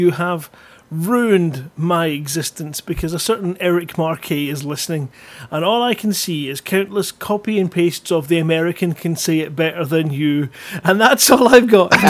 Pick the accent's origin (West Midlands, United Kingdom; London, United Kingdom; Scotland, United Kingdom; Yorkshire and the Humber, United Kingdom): Scotland, United Kingdom; Bellshill; I was born in Bells Hill